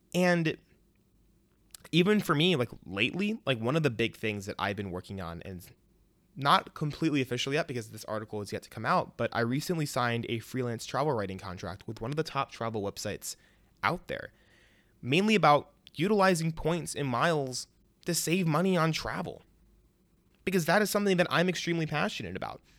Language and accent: English; Chicago suburbs, Illinois, United States; moved away as an adult; also born or lived in Champaign, Illinois; I was born in Chicago, raised in the suburbs, went to the University of Illinois